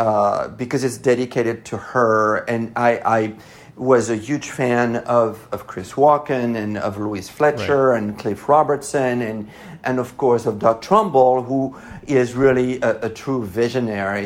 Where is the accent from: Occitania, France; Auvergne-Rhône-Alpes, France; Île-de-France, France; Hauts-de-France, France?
Île-de-France, France; Paris; accent: French; English is a second language; now in Los Angeles, United States; because I grew up in Paris